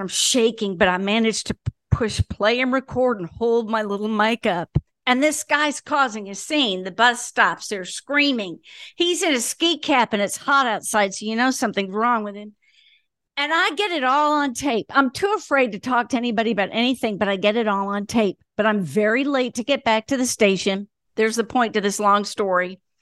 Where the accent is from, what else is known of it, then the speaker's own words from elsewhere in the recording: Floyds Knobs, Indiana, United States; now in Birmingham, United States; Floyd's Knobs, Indiana